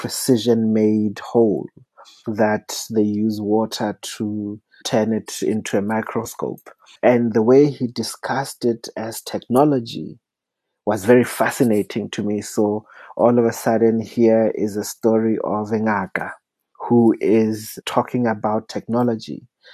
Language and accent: English; South Africa; I also entered it as a South African who does not shy away from difficult conversations.